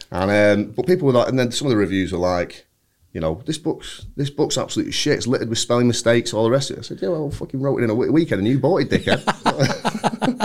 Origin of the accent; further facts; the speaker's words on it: Bury, North West England, United Kingdom; I'm from Bury